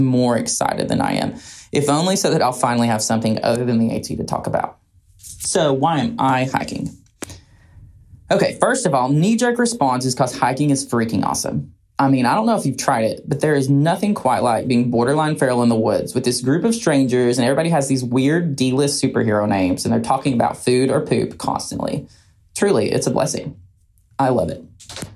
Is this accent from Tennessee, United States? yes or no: yes; Roan Mountain, Tennessee, United States; So I grew up on or around Roan Mountain in East Tennessee